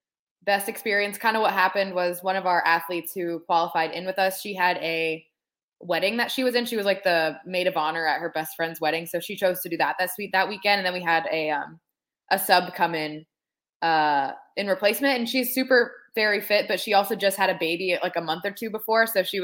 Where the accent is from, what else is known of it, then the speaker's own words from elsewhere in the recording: Hilliard, Ohio, United States; also born or lived in Youngstown, Ohio; I'm from Hilliard, which is like a suburb of Columbus.